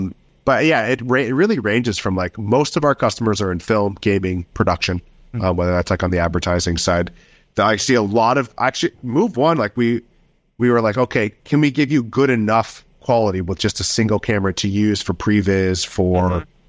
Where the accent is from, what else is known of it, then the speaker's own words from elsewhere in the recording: United States; moved away as an adult; now in London, United Kingdom; I live in London, but I'm American.